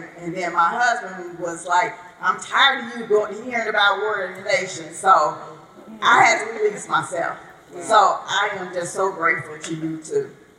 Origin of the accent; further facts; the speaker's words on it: Chicago, Illinois, United States; I'm from Chicago.